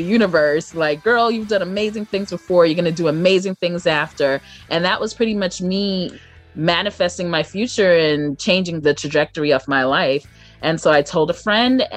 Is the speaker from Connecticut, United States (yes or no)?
no; Brooklyn, New York, United States; I am from Brooklyn, New York.